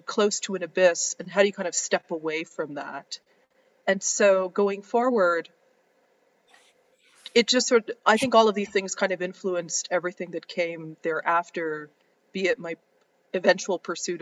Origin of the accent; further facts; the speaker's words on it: Ottawa, Ontario, Canada; now in New York City, United States; I grew up and I was born and raised in Ottawa